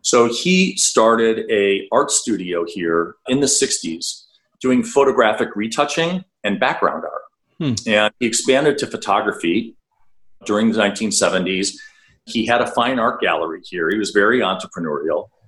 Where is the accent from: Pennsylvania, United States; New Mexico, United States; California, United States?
Pennsylvania, United States; Pittsburgh; moved away; I grew up in Pittsburgh that has a similar blue collar background to Milwaukee